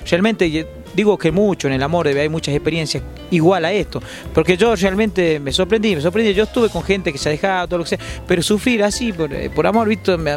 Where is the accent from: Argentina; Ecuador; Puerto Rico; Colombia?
Argentina; Catamarca; yo trato de defender siempre mi terruño, ¿no? Siempre, siempre cantarle al poncho, cantarle a la artesana, siempre le canto a los hilos, al urdiembre, empaparme de, ese, esa tradición que tenemos en Catamarca, ¿no?